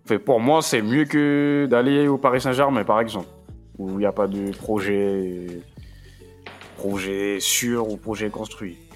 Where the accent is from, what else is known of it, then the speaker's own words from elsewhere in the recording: England, United Kingdom; moi, je pense qu'en tant qu'anglais, je préfère gagner une Mickey Mouse Cup que gagner la Bundesliga.